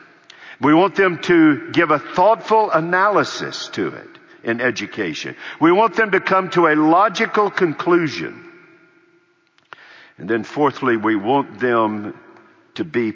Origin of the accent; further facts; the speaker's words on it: United States; I'm an American.